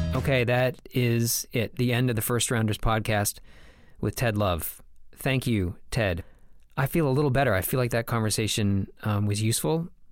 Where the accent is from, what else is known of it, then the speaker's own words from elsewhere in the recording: United States; I was born in this country. I'm an American